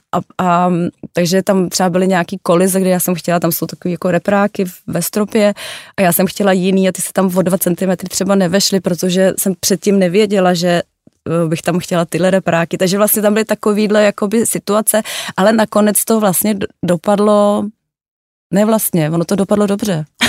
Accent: Prague, Czechia; já jsem narozená v Praze

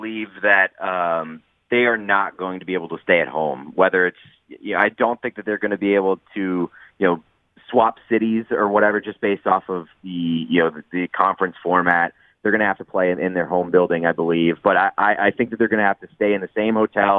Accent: Boston, Massachusetts, United States; I'm from Boston

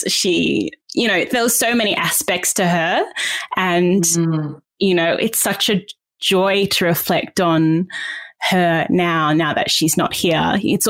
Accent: Perth, Western Australia, Australia; also born or lived in Queensland / New South Wales; Like I was born in Perth and then we moved to Queensland and then we went back to Perth and then we eventually settled in New South Wales when I was about 13.

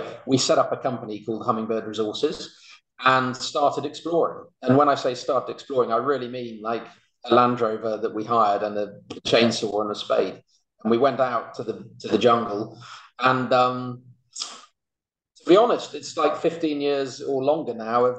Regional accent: Birmingham, West Midlands, United Kingdom; I grew up in Birmingham.

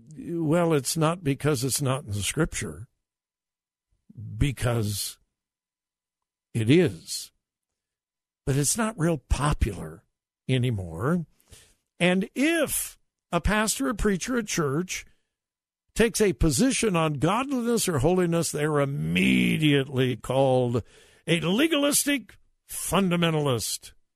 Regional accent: United States; our country was built on that moral foundation.

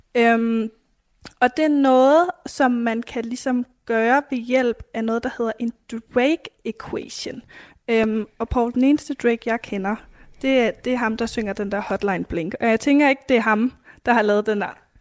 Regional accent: Denmark; jeg er dansker

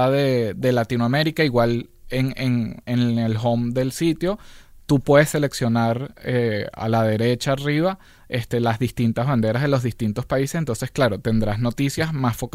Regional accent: Venezuela; moved away; also born or lived in Mexico; Este, soy, bueno, de Venezuela. Pasé ocho años en México

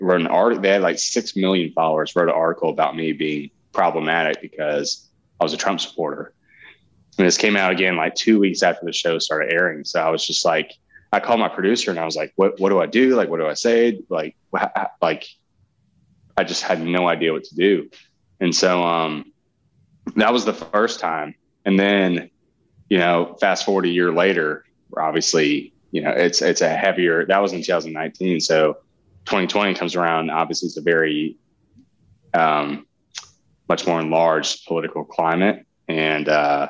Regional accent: Birmingham, Alabama, United States; born and raised in Birmingham, Alabama

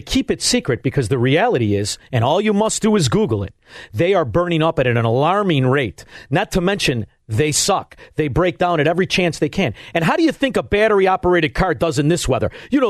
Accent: Melrose Park, Illinois, United States

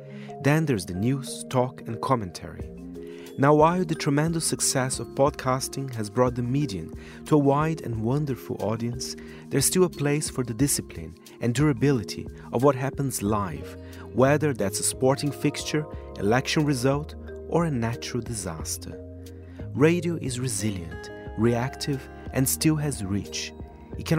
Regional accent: São Paulo, Brazil; 89.7 Nova Brasil FM in São Paulo, my hometown, is the go-to for homegrown grooves from … to ….

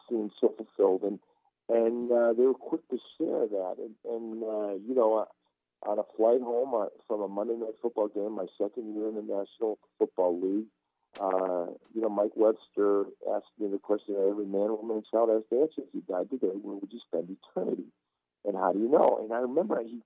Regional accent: Istanbul, Turkey; now in United States; I was born in Istanbul, Turkey. I come to this country to play American football, and growing up as a Turkish Muslim

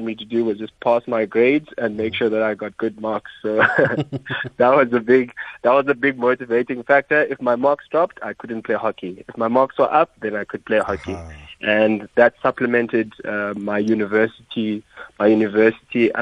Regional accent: Pietermaritzburg, KwaZulu-Natal, South Africa; also born or lived in Mthatha, Eastern Cape; I am from the Eastern Cape in a small town called Mthatha. I grew up there until grade 2. I moved across to Pietermaritzburg.

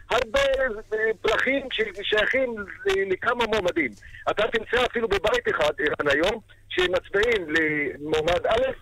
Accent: Acre, Northern District, Israel; אצלנו בעכו

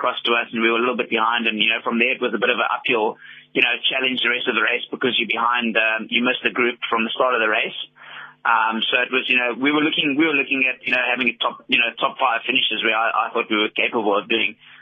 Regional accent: Cape Town, Western Cape, South Africa; I'm from Cape Town

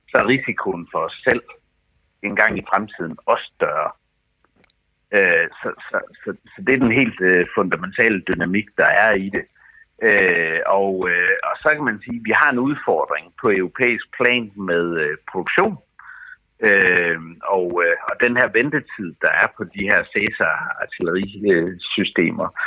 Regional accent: Denmark

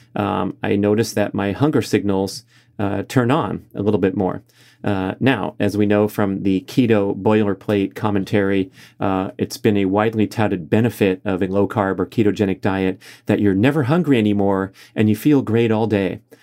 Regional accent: Los Angeles, California, United States; my hometown of Los Angeles

